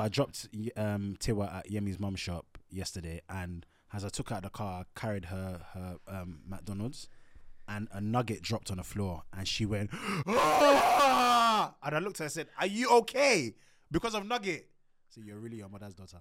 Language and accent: English; Nigeria; We're Nigerian